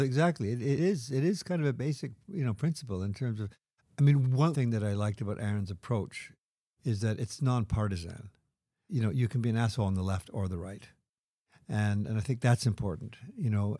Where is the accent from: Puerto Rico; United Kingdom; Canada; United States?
Canada; Quebec; growing up in Quebec